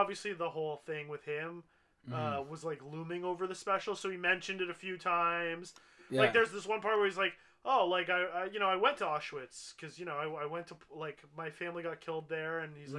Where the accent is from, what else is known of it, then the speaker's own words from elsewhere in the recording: Canada; But we're Canadian. We know better.